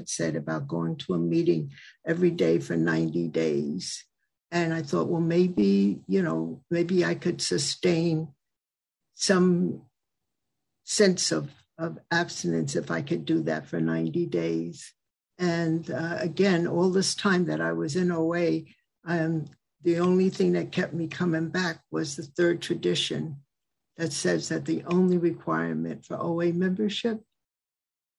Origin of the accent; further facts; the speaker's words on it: Westchester County, New York, United States; also born or lived in Mid-Hudson Valley, New York / Atlanta, Georgia; I'm from the Mid-Hudson Valley region. Grew up in Westchester County